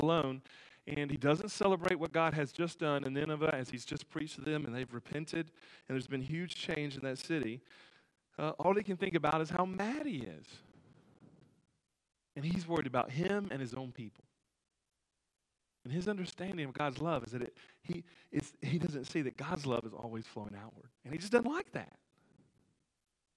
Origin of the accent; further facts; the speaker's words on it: United States; I grew up on the Tennessee River